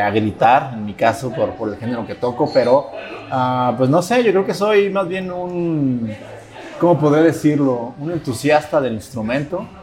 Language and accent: Spanish; La Barca, Jalisco, Mexico; also born or lived in Ocotlán; yo soy de un pueblo, soy de La Barca